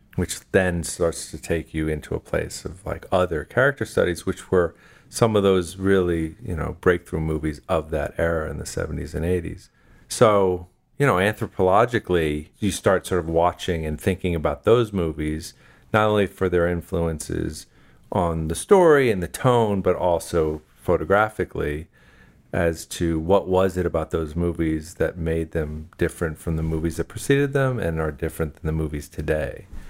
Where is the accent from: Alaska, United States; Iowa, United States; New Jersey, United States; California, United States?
New Jersey, United States; I'm from New Jersey